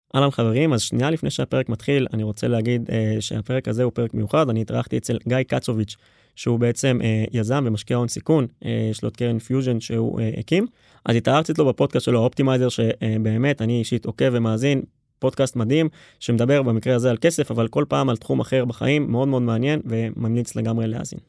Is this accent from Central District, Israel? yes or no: yes; Rishon LeZion, Central District, Israel; אני ממערב ראשון. גדלתי בקריית גנים